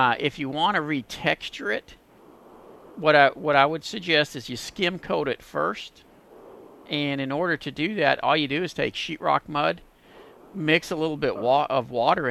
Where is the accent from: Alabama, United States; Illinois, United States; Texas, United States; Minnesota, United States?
Texas, United States; Pasadena; my hometown of Pasadena